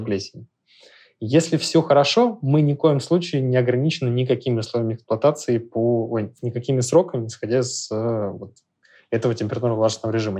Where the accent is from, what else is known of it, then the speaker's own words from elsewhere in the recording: Saint Petersburg, Russia; Я, так как из Петербурга, у нас есть определенный фетиш по старению древесины